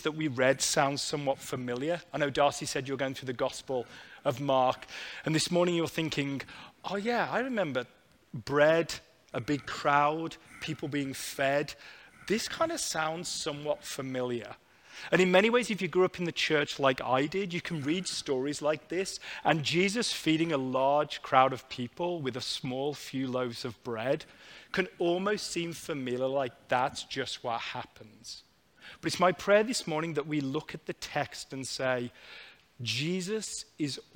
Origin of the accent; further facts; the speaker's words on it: United Kingdom; moved away; I was back visiting family in the UK